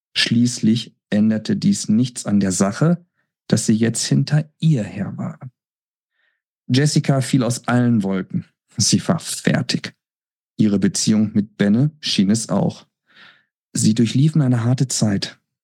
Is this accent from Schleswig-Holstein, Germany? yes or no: no; Lügde, North Rhine-Westphalia, Germany; moved away; ich denke auch gerne an meine Kindheit und Jugendzeit in Lüchte zurück